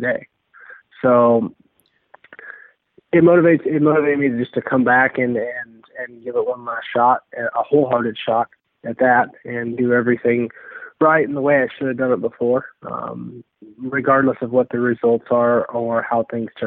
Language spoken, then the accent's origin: English; Kansas, United States; growing up in Kansas